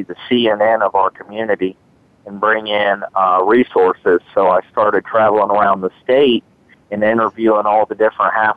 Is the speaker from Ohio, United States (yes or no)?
yes; Marion, Ohio, United States; I was born in Marion, Ohio, in a very low-income neighborhood, very impoverished